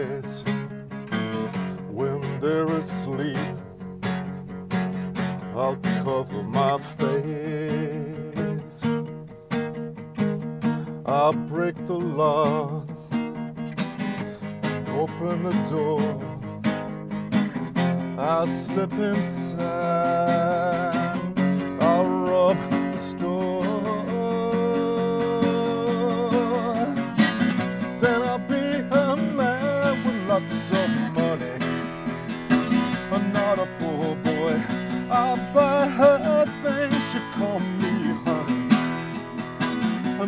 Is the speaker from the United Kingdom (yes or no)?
yes; London, United Kingdom; Growing up in London was fantastic because you had so much music there